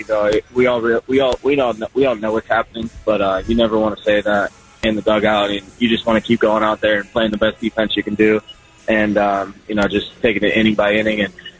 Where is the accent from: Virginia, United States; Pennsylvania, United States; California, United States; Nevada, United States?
Pennsylvania, United States; Pittsburgh; I'm from Pittsburgh